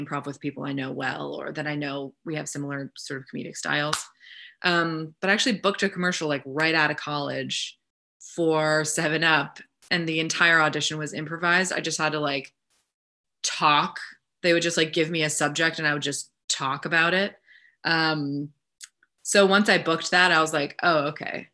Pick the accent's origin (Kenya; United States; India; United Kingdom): United States; Northeast; moved away; I'm from the Northeast, and my parents live in New York and Connecticut